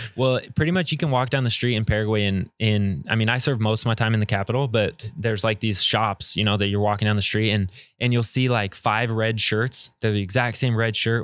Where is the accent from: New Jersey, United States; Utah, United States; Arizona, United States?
Arizona, United States; growing up in Arizona, I was around a lot of, of Spanish speakers